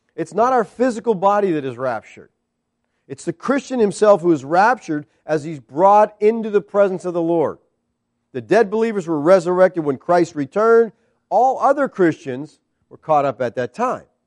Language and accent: English; United States